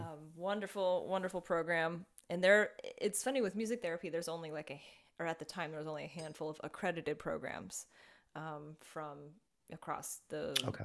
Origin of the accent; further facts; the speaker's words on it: Las Vegas, Nevada, United States; moved away as an adult; now in Florida, United States; I was working in Las Vegas, that's my hometown